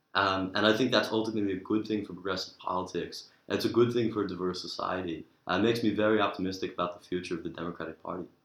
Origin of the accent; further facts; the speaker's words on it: New York, United States; moved away as an adult; now in Oxford, United Kingdom; from New York